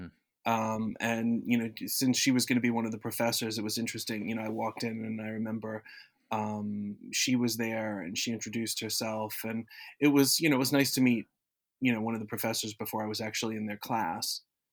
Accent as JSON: {"language": "English", "region": "Florida", "country": "United States", "tie": "born or raised there", "said": "I grew up in South Florida, and everything there was either top 40 or country."}